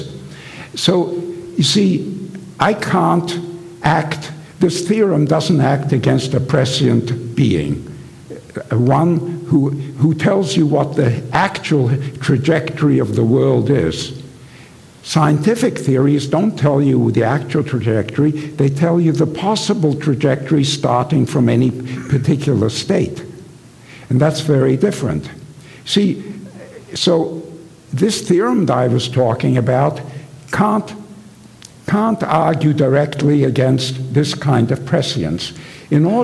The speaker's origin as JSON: {"language": "English", "region": "England", "country": "United Kingdom", "tie": "born or raised there", "said": "when I was young, I was growing up in England"}